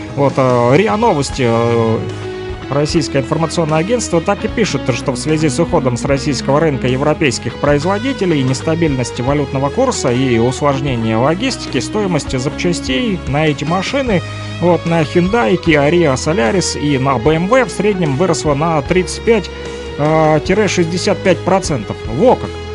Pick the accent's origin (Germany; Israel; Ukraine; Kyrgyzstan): Ukraine; Luhansk, Luhansk Oblast; now in Kirovsk, Ukraine; Вот мы с ним с одного квартала, с южного